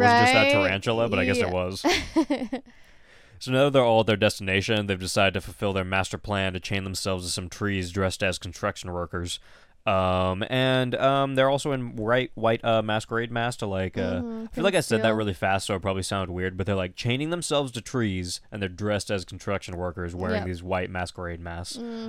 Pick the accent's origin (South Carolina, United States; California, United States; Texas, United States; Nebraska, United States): California, United States; I'm from California and I'm used to 18.